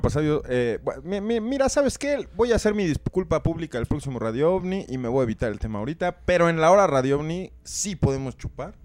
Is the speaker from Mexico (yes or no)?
yes; Mexico; nosotros como mexicanos